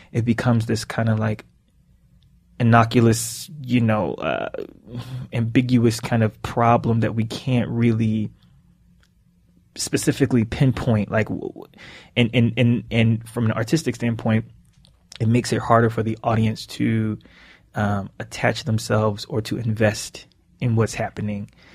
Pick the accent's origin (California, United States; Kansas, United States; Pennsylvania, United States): Pennsylvania, United States; Philadelphia; growing up in Philly and growing up in the inner city